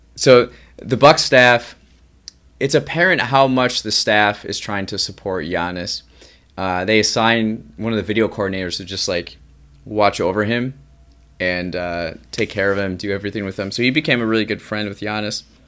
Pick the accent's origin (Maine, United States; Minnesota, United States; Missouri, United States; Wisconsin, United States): Wisconsin, United States; Racine County; I grew up in Racine County, Racine County is just south of Milwaukee County